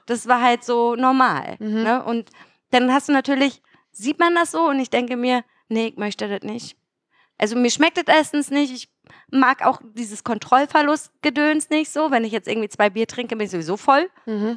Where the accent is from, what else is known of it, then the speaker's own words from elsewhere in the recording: Mecklenburg-Vorpommern, Germany; ich komme ja aus Mecklenburg-Vorpommern